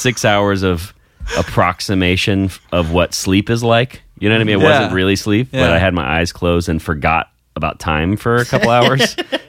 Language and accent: English; United States; I think we talked about the fact that I was from America.